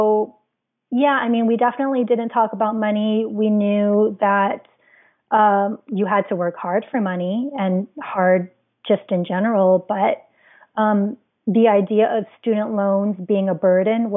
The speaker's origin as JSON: {"language": "English", "region": "Hawaii", "country": "United States", "tie": "born or raised there", "said": "being born and raised in Hawaii"}